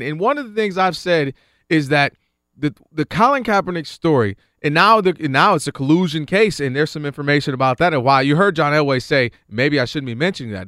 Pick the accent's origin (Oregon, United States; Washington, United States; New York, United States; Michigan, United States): Michigan, United States; Detroit; coming from the Detroit area.